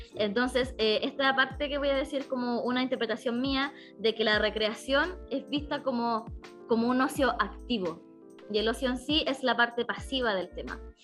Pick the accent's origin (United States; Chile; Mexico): Chile; Coquimbo; nosotros somos de Coquimbo